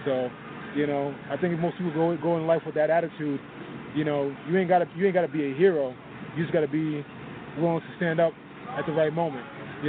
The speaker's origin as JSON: {"language": "English", "town": "New York City", "region": "New York", "country": "United States", "said": "I'm from Brooklyn, New York."}